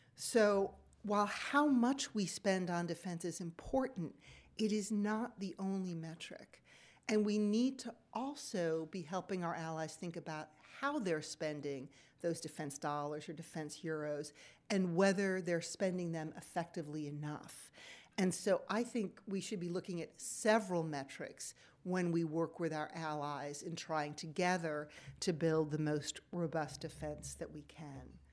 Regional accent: United States; I am an American

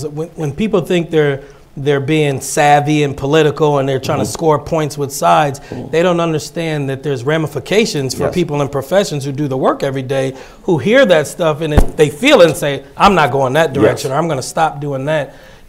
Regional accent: Oberlin, Ohio, United States; born there; You know, I was born in Oberlin. I love Oberlin.

